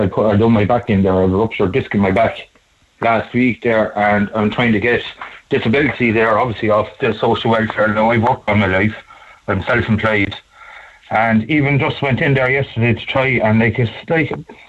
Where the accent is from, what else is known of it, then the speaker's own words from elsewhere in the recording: Kilkenny, Leinster, Ireland; I'm from Kilkenny myself.